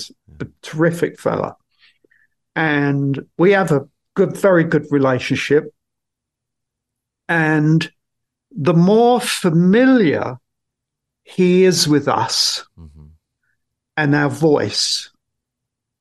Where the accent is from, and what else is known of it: England, United Kingdom